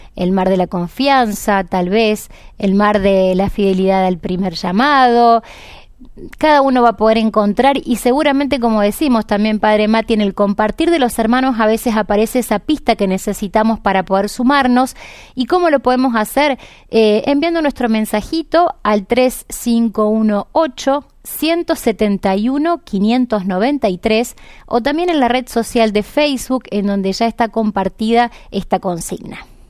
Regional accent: Santo Tomé, Santa Fe, Argentina; now in Córdoba, Argentina; soy oriunda de Santo Tomé, Santa Fe, allí nací.

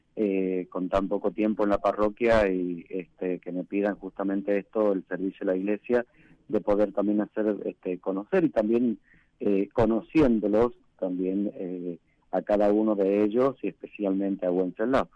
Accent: Tucumán, Argentina; moved away as an adult; also born or lived in San Juan, Argentina / La Rioja, Argentina; now in Sanogasta, Argentina; yo soy oriundo de Tucumán

